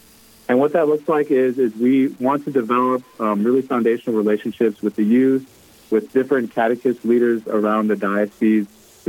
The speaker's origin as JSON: {"language": "English", "region": "Arizona", "country": "United States", "moved": "as an adult", "lives_now": "Sioux Falls, United States", "said": "I'm from Arizona."}